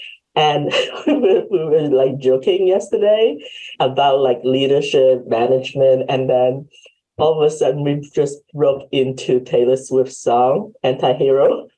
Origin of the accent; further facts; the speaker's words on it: Hong Kong; moved away; because I am originally from Hong Kong. Mm-hmm. So my parents came because my grandparents were here. So they applied for us and sponsored for us to come over.